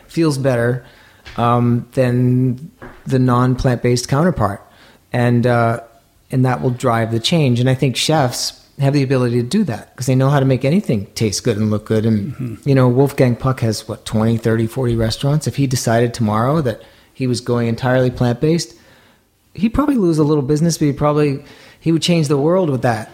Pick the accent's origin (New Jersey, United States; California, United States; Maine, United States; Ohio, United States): Maine, United States; moved away; I grew up in Maine